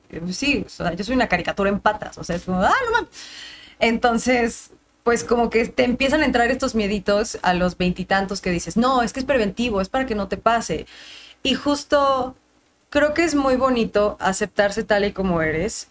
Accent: Mexico City, Mexico; estaba en la esquina de mi casa, entonces ahí en la Roma

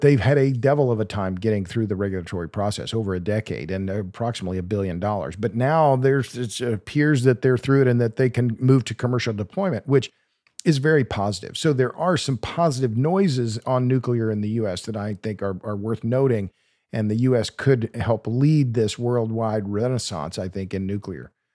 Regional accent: Oklahoma, United States; moved away as an adult; now in Texas, United States; I'm from Oklahoma

